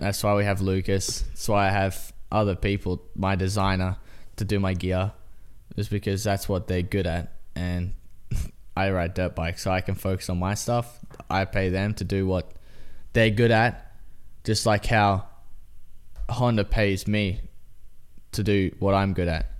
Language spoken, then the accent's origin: English; Australia; now in United States; I'm Australian